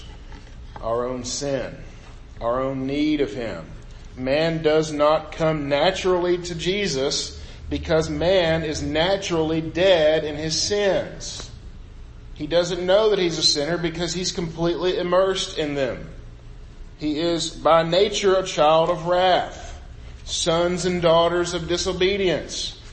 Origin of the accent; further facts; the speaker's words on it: Bootheel of Missouri, United States; growing up in the Boot Hill of Missouri, where you're basically surrounded by fields at all times